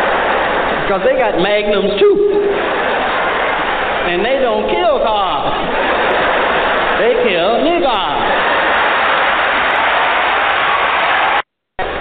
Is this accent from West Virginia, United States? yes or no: no; Peoria, Illinois, United States; born or raised there